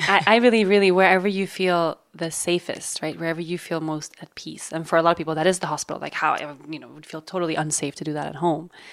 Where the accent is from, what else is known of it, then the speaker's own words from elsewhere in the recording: Sweden; moved away; in my home country of Sweden